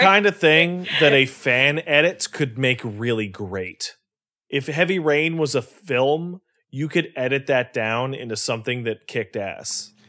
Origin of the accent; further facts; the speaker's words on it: Canada; because I'm Canadian